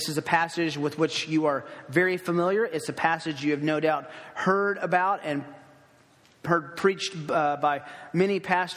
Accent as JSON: {"language": "English", "region": "Tennessee", "country": "United States", "tie": "born or raised there", "also_born_or_lived": "Los Angeles", "moved": "yes", "lives_now": "Kansas City, United States", "said": "I grew up in Tennessee"}